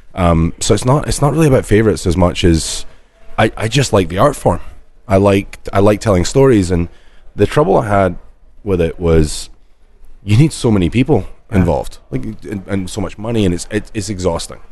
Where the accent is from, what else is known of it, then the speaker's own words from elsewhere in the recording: Scotland, United Kingdom; we're Scottish